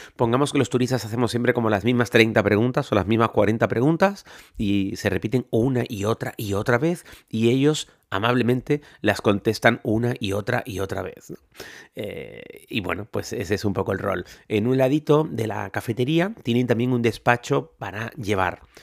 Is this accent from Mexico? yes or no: no; Spain; now in New Orleans, United States; yo como soy español me encanta mojar las masas en chocolate